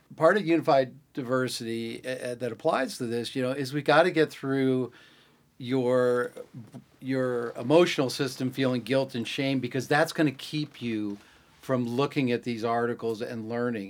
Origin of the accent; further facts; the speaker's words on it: Greenwich, Connecticut, United States; I grew up in Greenwich, Connecticut